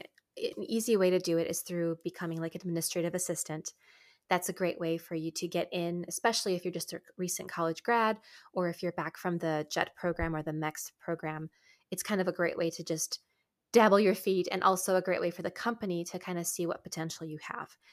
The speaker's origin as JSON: {"language": "English", "country": "United States", "also_born_or_lived": "Japan", "said": "we're local American, you know, college students"}